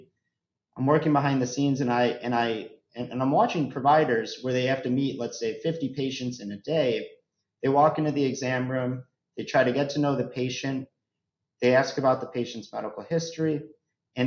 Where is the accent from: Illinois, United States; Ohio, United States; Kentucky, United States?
Illinois, United States; Chicago; I'm born and raised in the Chicago area